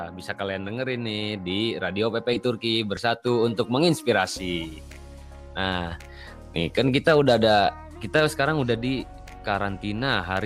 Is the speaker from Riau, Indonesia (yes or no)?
no; Tasikmalaya, West Java, Indonesia; now in Istanbul, Turkey; Asal gua dari Tasik, Asik.